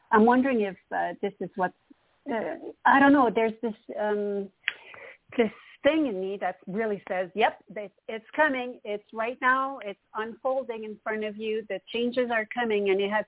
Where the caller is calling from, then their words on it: Montreal, Quebec, Canada; from Montreal, Canada.